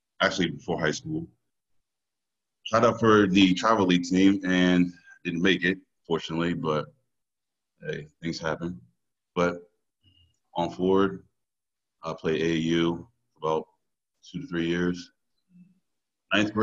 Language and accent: English; Stone, Virginia, United States; I'm from Stone, Virginia, born and raised.